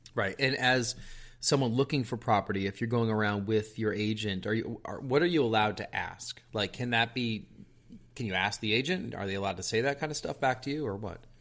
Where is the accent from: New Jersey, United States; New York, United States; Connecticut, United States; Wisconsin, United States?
New York, United States; outside New York City, United States; moved away; I grew up outside New York City